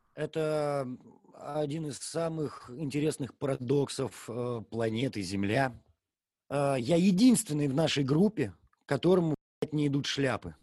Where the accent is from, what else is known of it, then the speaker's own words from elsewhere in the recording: Gatchina, Leningrad Oblast, Russia; всю жизнь, все детство живешь в Гатчине